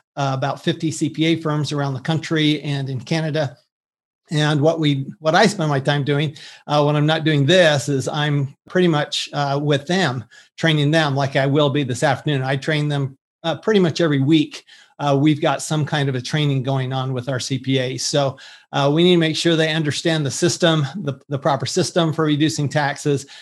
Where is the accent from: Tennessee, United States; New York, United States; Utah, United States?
Utah, United States; Salt Lake City; moved away; also born or lived in Texas; I grew up in Salt Lake City, Utah